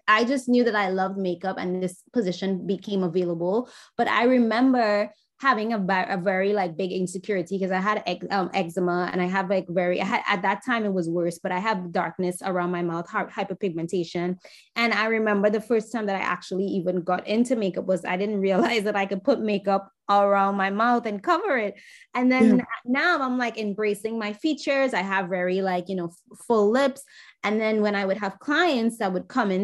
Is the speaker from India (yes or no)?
no; Trinidad & Tobago; moved away as an adult; now in New York City, United States; growing up in Trinidad